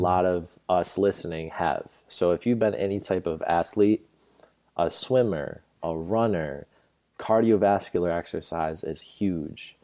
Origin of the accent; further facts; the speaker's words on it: New York, United States; moved away; I went home to New York, where I'm originally from, born and raised in New York